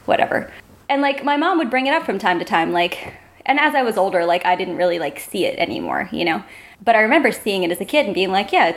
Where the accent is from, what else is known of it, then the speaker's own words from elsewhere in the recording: Delaware, United States; I grew up in Delaware, which, you know, nothing exciting about it.